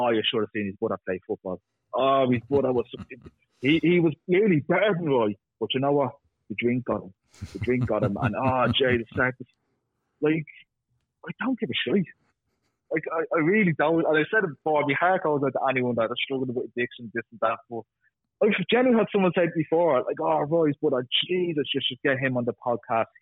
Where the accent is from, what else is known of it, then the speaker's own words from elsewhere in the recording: Dublin, Leinster, Ireland; I'm from Ballyfermot